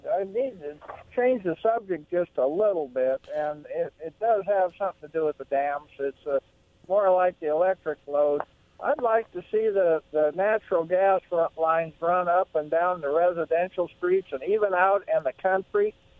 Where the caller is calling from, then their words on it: Pasco, Washington, United States; I'm calling right from here in Pasco.